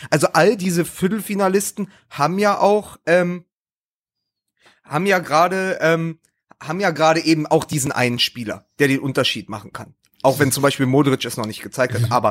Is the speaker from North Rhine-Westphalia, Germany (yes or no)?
yes; Dortmund, North Rhine-Westphalia, Germany; Ich meine, als Dortmunder, also jeder Dortmunder kann